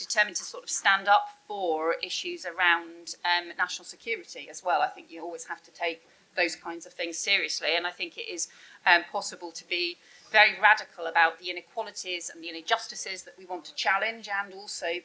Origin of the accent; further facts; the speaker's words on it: Scotland, United Kingdom; born there; proud of being English, even though I was born in Scotland. I think of myself as proudly English as well.